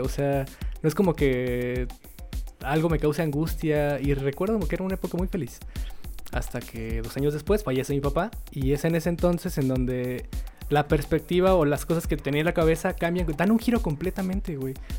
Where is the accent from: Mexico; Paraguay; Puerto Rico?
Mexico; siendo mexicanos